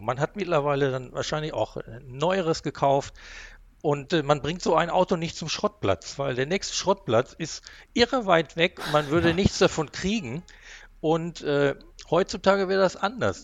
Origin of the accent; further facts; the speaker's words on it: Haltern am See, North Rhine-Westphalia, Germany; also born or lived in Recklinghausen; ich bin allerdings in, äh, im Münsterland groß geworden